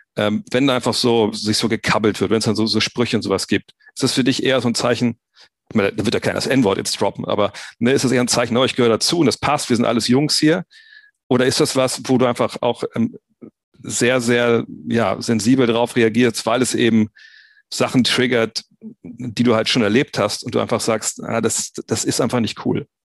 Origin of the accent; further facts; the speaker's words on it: Wolfsburg, Lower Saxony, Germany; ich bin auch aufgewachsen im Problem der Stadtteil in Wolfsburg, Multikulti